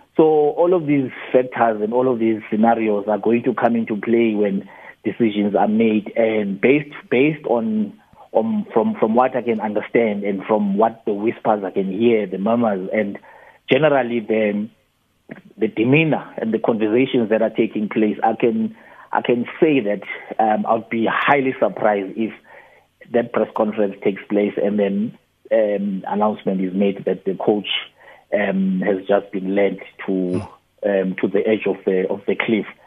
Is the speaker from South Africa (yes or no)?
yes; South Africa; we are South African.